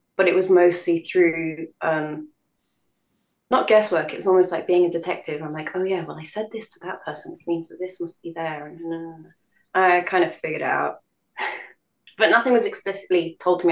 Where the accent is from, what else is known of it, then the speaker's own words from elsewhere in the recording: London, United Kingdom; born in London. So I'd say when people ask me what um, what I identify as, I'd probably say I'm a Londoner first